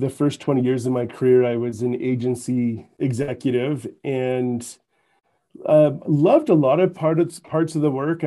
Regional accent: Canada; accent: Canadian; now in Utah, United States; So you're going to pick up on a Canadian accent. I'm originally from Canada, but I've been in Utah

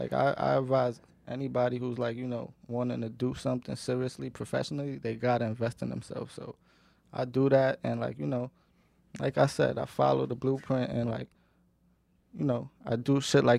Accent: Queens, New York, United States; So, you know, he listened to …, …, …, and all that, because we're from Queens, but I was always into that type of, you know, music.

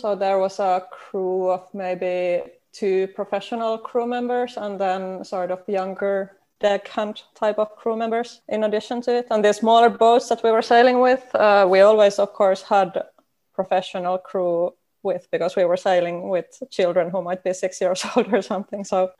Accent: Finland; Yes, I did.

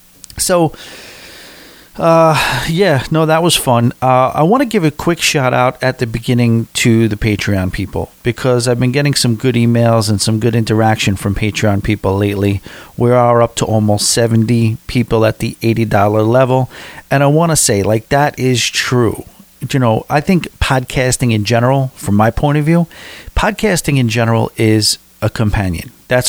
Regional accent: Florida, United States; But either way, we are from South Florida, sunny South Florida.

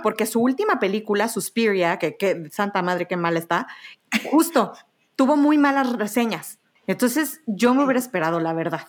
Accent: Mexico; Soy, soy mexicana

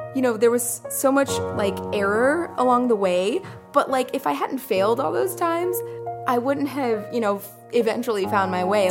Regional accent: United States; English is a second language; also born or lived in Iran / Greece; moved to the U S when I was five

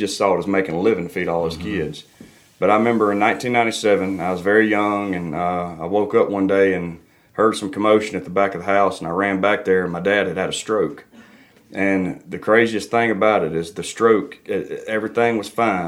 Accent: Dixie, Mississippi, United States; I'm from Dixie, Mississippi, the deep south of Mississippi

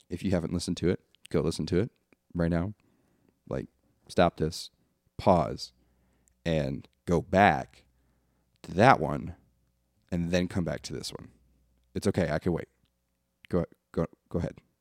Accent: Michigan, United States; now in Tennessee, United States; I'm from Michigan

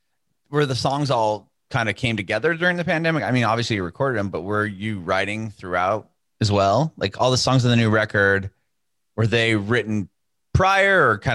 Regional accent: San Diego, California, United States; now in Nashville, United States; I think I'm in Nashville now. I'm born and raised in California, in Southern California, San Diego.

